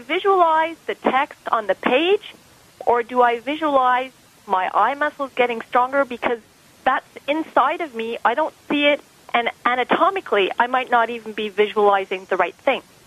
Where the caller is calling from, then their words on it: Montreal, Quebec, Canada; I'm calling from Montreal, Canada